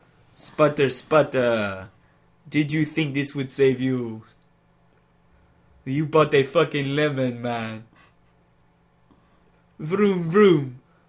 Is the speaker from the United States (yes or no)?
no; Tobago, Trinidad & Tobago; It's because I'm from Tobago, man.